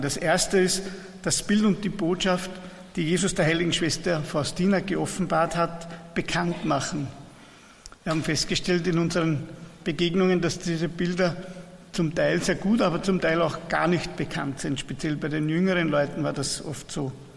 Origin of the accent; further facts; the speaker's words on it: Persenbeug, Lower Austria, Austria; Wir kommen aus Niederösterreich, das ist ein Ort an der Donau, Bersenbeug heißt unsere Pfarre, liegt im Bezirk Melk an der Donau